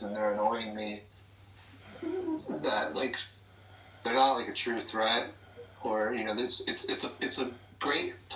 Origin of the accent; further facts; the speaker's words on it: Claremont, New Hampshire, United States; moved away; also born or lived in Corvallis, Oregon; I grew up Catholic in Claremont